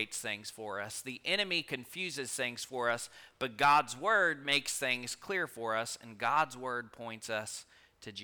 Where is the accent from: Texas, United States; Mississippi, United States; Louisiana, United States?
Texas, United States; Rockport; now in Stockdale, United States; I grew up in Rockport